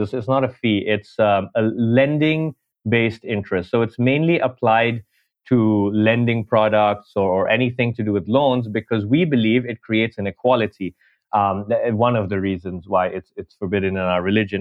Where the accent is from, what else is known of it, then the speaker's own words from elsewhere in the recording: Dubai, United Arab Emirates; moved away as an adult; also born or lived in New York, United States / India; now in London, United Kingdom; I'm Indian, grew up in Dubai